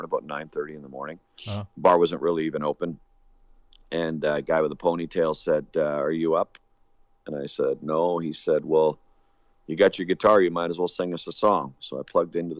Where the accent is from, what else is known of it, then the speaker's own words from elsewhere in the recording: Hamilton, Ontario, Canada; moved away; also born or lived in Winnipeg, Manitoba / Alberta; I'm a Canadian, born and raised in Hamilton, Ontario